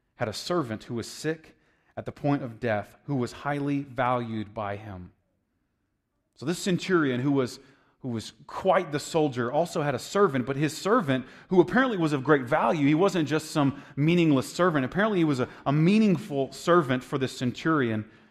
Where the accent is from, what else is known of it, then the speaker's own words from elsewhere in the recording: United States; I'm an American